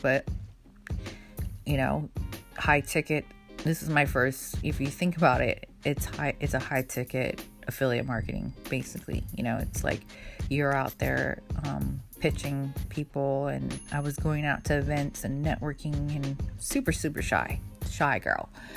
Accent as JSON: {"language": "English", "region": "Hawaii", "country": "United States", "tie": "born or raised there", "moved": "yes", "said": "Hawaii, where I am from, originally born and raised in Hawaii"}